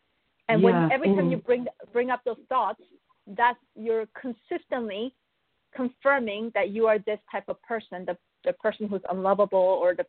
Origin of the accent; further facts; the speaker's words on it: Buenos Aires, Argentina; also born or lived in Korea / Canada; I was born in Korea. But I was also raised in Buenos Aires in Argentina. And then I moved to Canada.